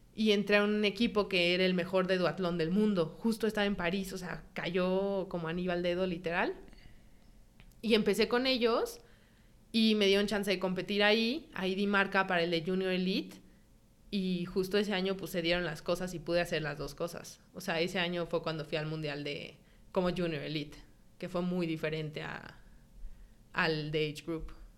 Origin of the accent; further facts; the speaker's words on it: Mexico; moved away as an adult; also born or lived in San Sebastián, Spain; soy mexicana